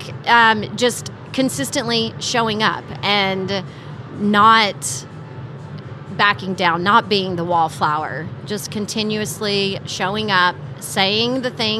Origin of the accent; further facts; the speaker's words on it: Texas, United States; moved away; also born or lived in California; I came from the California cannabis market, and I'm a Texas girl